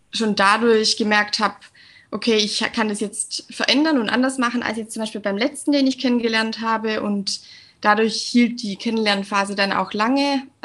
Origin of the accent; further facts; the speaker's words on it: Southern Germany, Germany; ich bin 29 Jahre alt, ich komme aus dem Süden von Deutschland und ich bin Lehrerin.